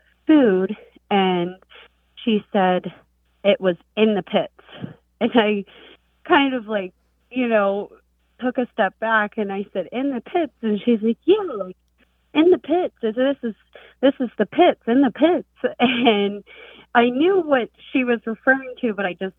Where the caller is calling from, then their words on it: Altoona, Pennsylvania, United States; I'm calling from Altoona, Pennsylvania